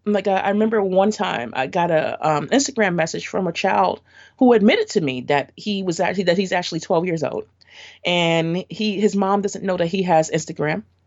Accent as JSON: {"language": "English", "town": "New York City", "region": "New York", "country": "United States", "tie": "born or raised there", "said": "So, I grew up in Brooklyn. Um, and I still am in Brooklyn."}